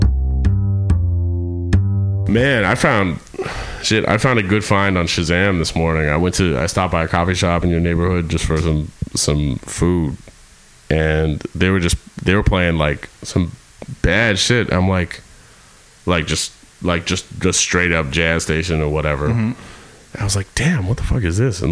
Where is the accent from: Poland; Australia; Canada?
Canada; Winnipeg, Manitoba; moved away; also born or lived in New York; we're from Winnipeg. We're all from Winnipeg.